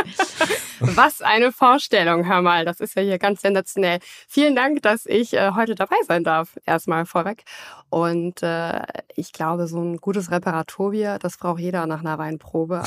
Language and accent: German; Germany; bei uns in Deutschland